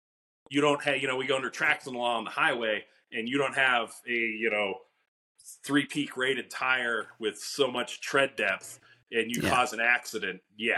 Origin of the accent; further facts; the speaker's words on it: western Pennsylvania, United States; I grew up kind of west side. I was from Evansburg, right between Johnstown and Elmira.